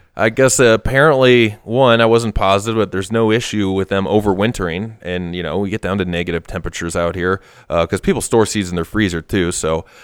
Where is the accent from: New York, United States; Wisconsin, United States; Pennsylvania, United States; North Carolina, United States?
Wisconsin, United States; moved away; my parents took me to a speech back in Wisconsin